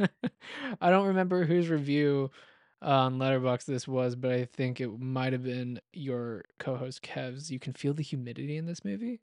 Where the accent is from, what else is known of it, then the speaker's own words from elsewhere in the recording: Atlanta, Georgia, United States; now in Fort Worth, United States; I'm from Atlanta